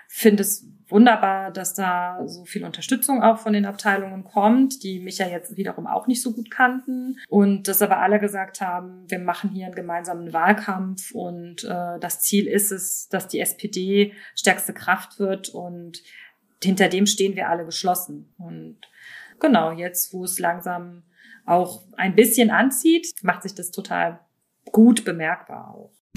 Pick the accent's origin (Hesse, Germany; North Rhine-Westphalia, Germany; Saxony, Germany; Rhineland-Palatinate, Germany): Rhineland-Palatinate, Germany; accent: Moselfränkisch; moved away as an adult; now in Berlin, Germany; Aufgewachsen bin ich aber an der Mosel und auch dort geboren, also eine Moselanerin, wie man sagt. Und ich spreche und beherrsche auch das tolle Moselfränkisch.